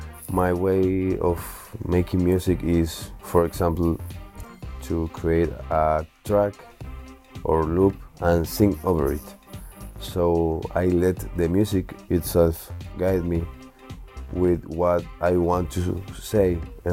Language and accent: English; Chile; born there; My mother is Argentinian, my father is Chilean. I was born in Chile.